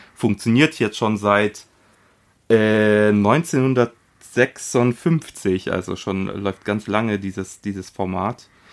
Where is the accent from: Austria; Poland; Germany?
Poland; moved away; aus meinem Heimatland Polen